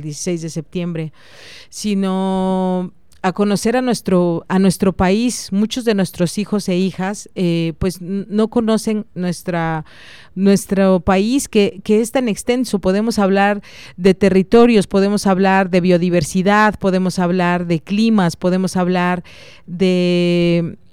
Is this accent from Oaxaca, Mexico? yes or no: yes; Oaxaca, Mexico; soy oaxaqueña